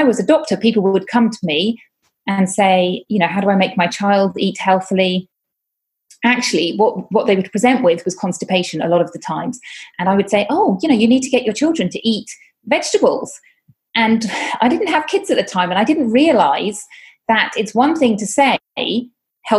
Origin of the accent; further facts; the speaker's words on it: United Kingdom; moved away as an adult; now in Catalonia, Spain; I am from the UK, as you may hear from my accent